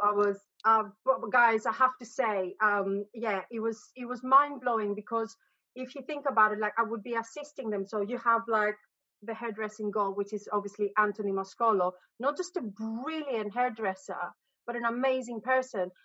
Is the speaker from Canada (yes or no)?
no; Greece; moved away as an adult; also born or lived in Abu Dhabi, United Arab Emirates / United States; now in London, United Kingdom; I was raised in Greece. But I've lived in London for 22 years